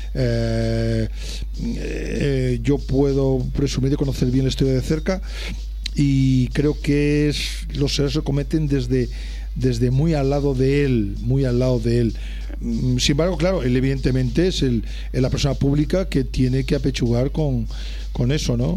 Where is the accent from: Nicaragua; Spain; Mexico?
Spain; Ourense, Galicia; now in Barcelona, Spain; yo soy natural de Orense